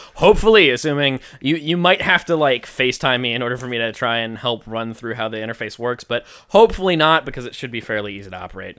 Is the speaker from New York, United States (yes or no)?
yes; Long Island, New York, United States; did you know I'm from Long Island? I'm on Long Island, guys.